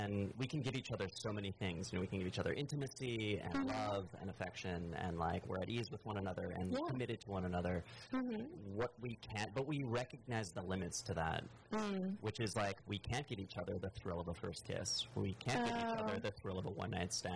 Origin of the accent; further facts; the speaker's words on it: Kansas, United States; now in Los Angeles, United States; where I grew up in Kansas